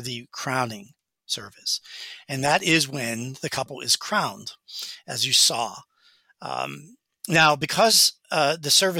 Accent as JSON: {"language": "English", "country": "United States", "said": "as an American"}